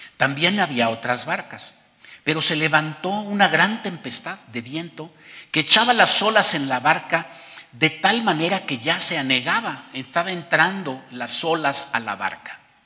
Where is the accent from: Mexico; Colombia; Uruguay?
Mexico; además de ser mexicanos y por encima de ser mexicanos, somos hijos de Dios